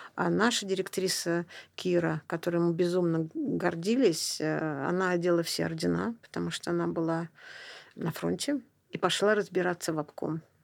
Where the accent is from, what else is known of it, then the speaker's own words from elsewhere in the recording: Saint Petersburg, Russia; Я родилась в Ленинграде